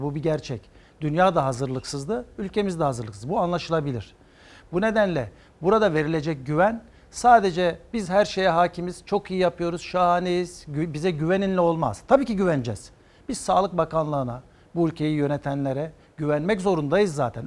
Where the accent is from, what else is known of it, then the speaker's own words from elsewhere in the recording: Antakya, Hatay, Turkey; Antakya doğumluyum 1966